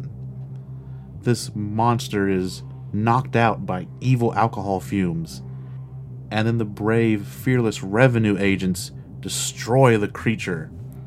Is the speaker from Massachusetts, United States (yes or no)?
no; Casstown, Ohio, United States; Casstown is my hometown